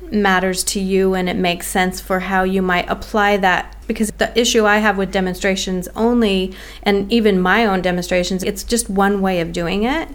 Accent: United States; now in Australia; as an American living in Australia

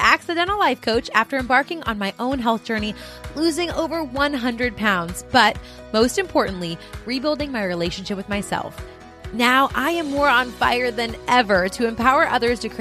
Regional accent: California, United States; Another California girl

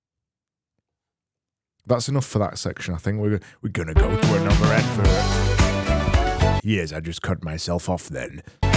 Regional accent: United Kingdom; I am a British person

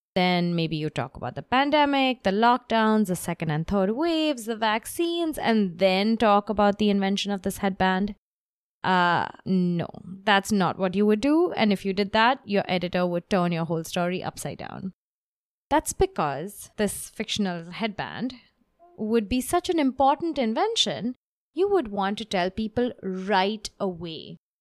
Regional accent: Mumbai, Maharashtra, India; now in New York, United States; I live in New York at the moment, but I grew up in Bombay

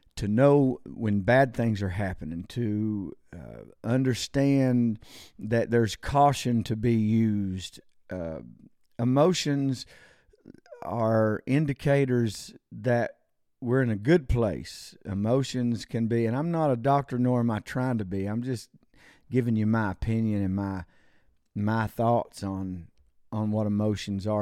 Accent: United States; I'm an American citizen

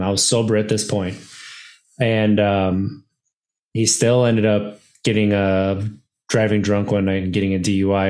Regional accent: Wisconsin, United States; I grew up in Wisconsin my entire life, and I grew up in a small town

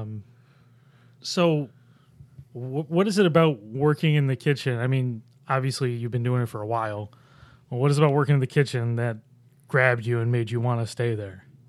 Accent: Buffalo, New York, United States; now in Rochester, United States; I grew up in Buffalo. I've lived in Rochester for, God, almost fourteen years now

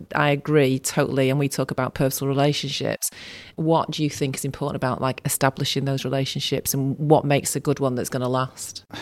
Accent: Salford, North West England, United Kingdom; also born or lived in Manchester; And I'm born in Manchester, but I grew up in Salford.

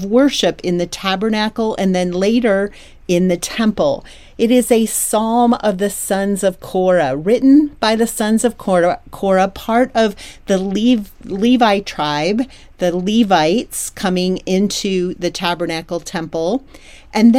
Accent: Troy, Pennsylvania, United States; was growing up in Troy, Pennsylvania.

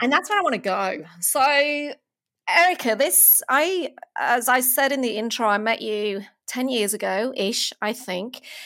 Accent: United Kingdom; moved away as an adult; now in Melbourne, Australia; I'm from, uh, from the U K originally

